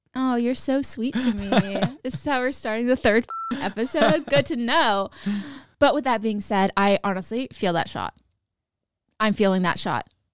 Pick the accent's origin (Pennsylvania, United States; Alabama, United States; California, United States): California, United States; Sacramento; I'm from Sacramento